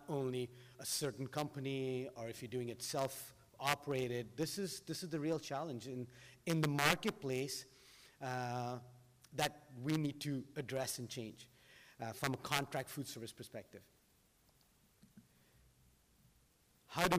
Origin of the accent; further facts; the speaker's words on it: Doha, Qatar; now in United States; as I grew up in Doha